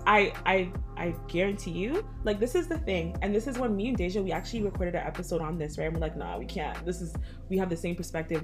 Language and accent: English; Ajax, Ontario, Canada; also born or lived in Toronto; I grew up in the hood, but I moved from early to Ajax